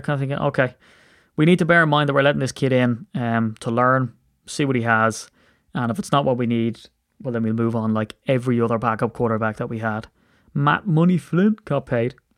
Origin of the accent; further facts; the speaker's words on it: Ireland; I'm an Irish man